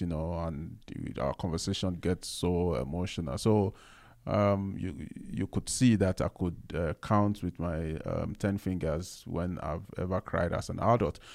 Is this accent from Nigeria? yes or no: yes; Nigeria; me being a Nigerian, growing up as a man